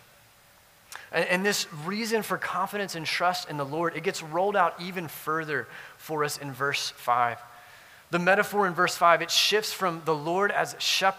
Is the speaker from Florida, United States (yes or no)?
no; South Louisiana, United States; I grew up in South Louisiana